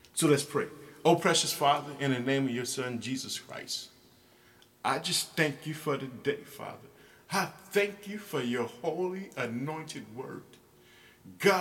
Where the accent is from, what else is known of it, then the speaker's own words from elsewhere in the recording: Illinois, United States; my home state in the United States, Illinois